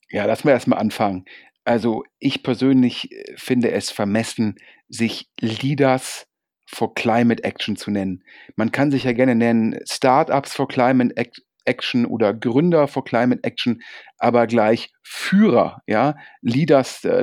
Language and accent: German; Düsseldorf, North Rhine-Westphalia, Germany; Ich persönlich bin ja auch als Düsseldorfer so ein bisschen ja, Lokalpatriot und freue mich sehr, dass eine Düsseldorfer Firma so erfolgreich ist